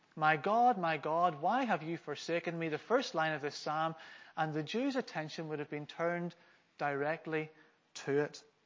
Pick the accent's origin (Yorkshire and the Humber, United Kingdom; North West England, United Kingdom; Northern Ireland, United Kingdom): Northern Ireland, United Kingdom; also born or lived in Glasgow, Scotland; I'm from Scotland. I was born in Glasgow. But when my parents, when I was around five, my parents demonstrated some blue sky thinking. And uh, so they moved to Northern Ireland